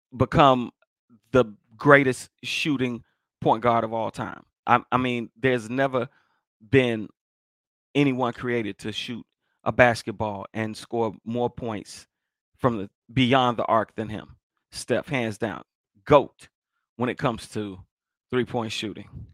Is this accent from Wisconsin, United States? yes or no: no; Chicago, Illinois, United States; I'm from Chicago